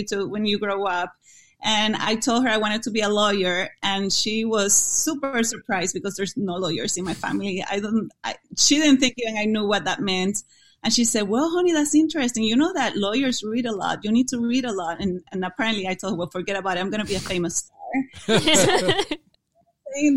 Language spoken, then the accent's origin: English; Puerto Rico; English is a second language; moved away as an adult; now in United States; my college in Puerto Rico was in my hometown